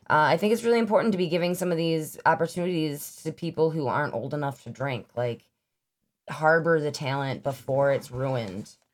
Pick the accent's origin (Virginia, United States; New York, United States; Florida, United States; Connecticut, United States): New York, United States; Lockport; growing up in the Lockport area